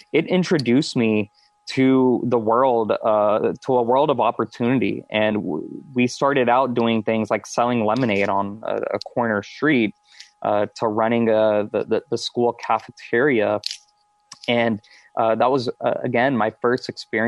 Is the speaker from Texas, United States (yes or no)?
yes; Houston, Texas, United States; moved away as an adult; also born or lived in upstate New York / North Carolina / Silicon Valley; now in Tampa, United States; I'm born and raised Houston, Texas, live in Tampa, Florida now